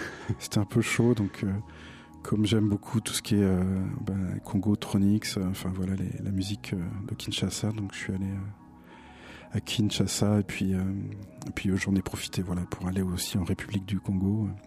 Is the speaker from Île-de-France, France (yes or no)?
no; Nantes, Pays de la Loire, France; j'ai découvert en tant que Nantais les premières les premières tournées de Dominica à Nantes